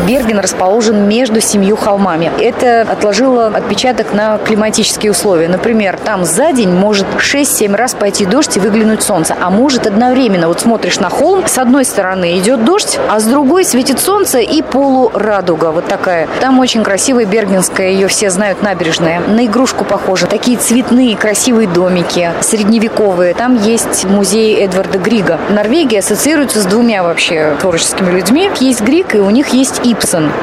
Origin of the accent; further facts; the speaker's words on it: Moscow, Russia; moved away; also born or lived in Norway; я из Москвы, я из России